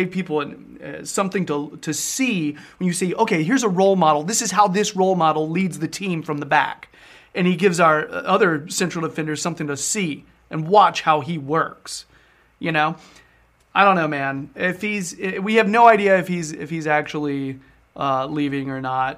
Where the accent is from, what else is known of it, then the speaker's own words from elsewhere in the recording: United States; I'm such an American